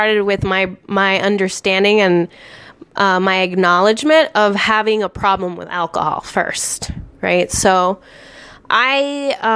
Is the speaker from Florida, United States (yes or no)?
no; Las Vegas, Nevada, United States; moved away; also born or lived in Tucson, Arizona / Minnesota; I grew up outside of Las Vegas